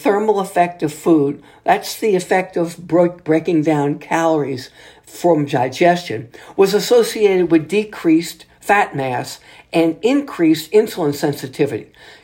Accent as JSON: {"language": "English", "town": "New Orleans", "region": "Louisiana", "country": "United States", "said": "here in my home state city of New Orleans"}